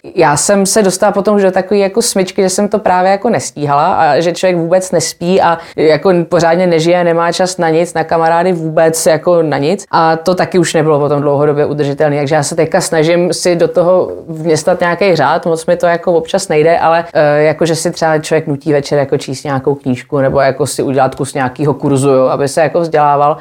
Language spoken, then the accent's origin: Czech; Czechia; moved away as an adult; also born or lived in England; jsem se vrátila z Anglie asi po deseti letech